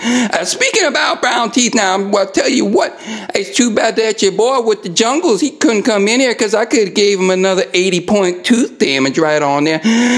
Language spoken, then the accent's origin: English; New York City, New York, United States; All right, hi everybody … I'm from New York City. You could just call me ….